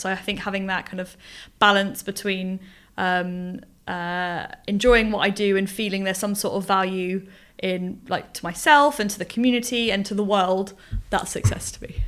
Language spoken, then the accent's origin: English; Portsmouth, South East England, United Kingdom; moved away as an adult; now in Bournemouth, United Kingdom; I've grown up on the south coast. Um, I'm from Portsmouth